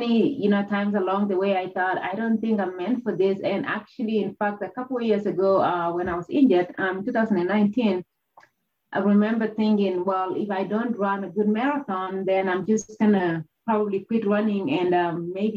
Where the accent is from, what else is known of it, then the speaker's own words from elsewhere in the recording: Kenya; moved away; growing up in Kenya, where a lot of people pursued running